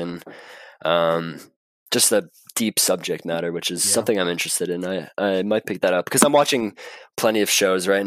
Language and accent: English; Marin, California, United States; I was born up in Marin